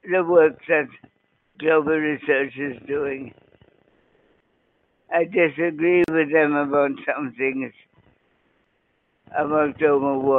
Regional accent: Canada; as a Canadian

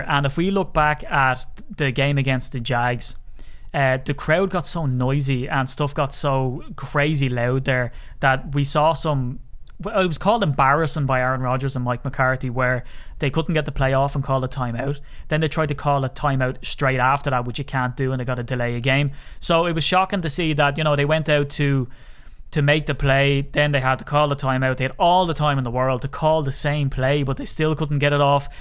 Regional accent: Ireland; accent: Irish; as an Irishman

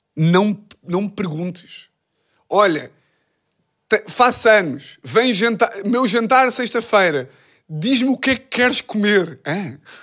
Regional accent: Lisbon, Portugal; sou de Lisboa

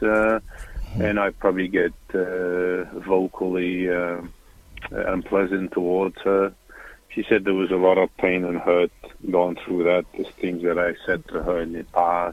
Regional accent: Melbourne, Victoria, Australia; moved away as an adult; I'm originally from Melbourne, Australia, and I moved here because mm-hmm. of her 12 and a half years ago.

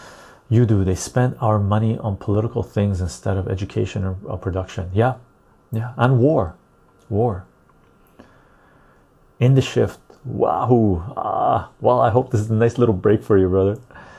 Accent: Turkey; If it's about the economy, my country sucks too. I'm from Turkey.

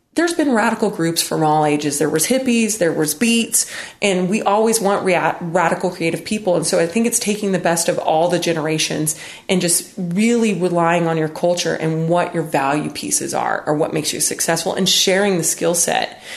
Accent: United States; I grew up in West Texas, New Mexico

